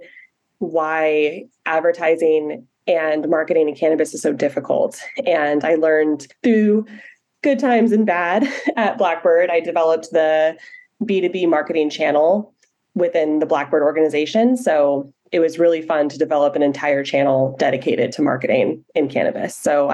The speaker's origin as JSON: {"language": "English", "area": "Humboldt County", "region": "California", "country": "United States", "tie": "born or raised there", "said": "I am from Humboldt County. And if you are not familiar with Humboldt County, it is the mecca of the weed industry."}